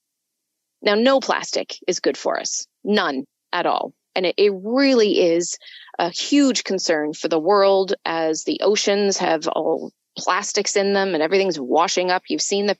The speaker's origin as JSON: {"language": "English", "country": "United Kingdom", "said": "Being British"}